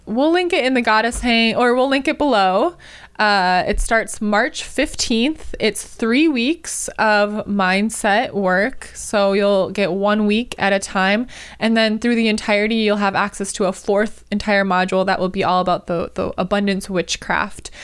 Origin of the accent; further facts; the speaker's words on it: Wisconsin, United States; now in California, United States; first moved to California, 'cause I'm from Wisconsin